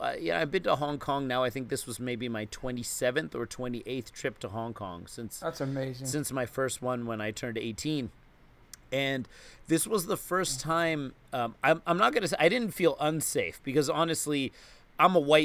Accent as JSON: {"language": "English", "region": "New York", "country": "United States", "said": "as a New Yorker"}